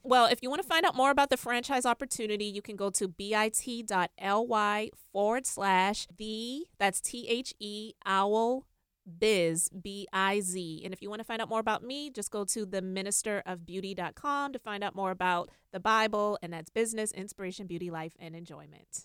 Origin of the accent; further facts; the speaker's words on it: Charleston, South Carolina, United States; I'm originally from Charleston, South Carolina